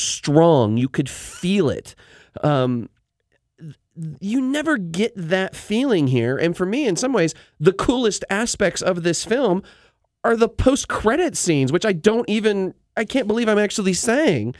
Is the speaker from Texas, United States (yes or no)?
no; Spokane, Washington, United States; growing up in Spokane, we had the Magic Lantern Theater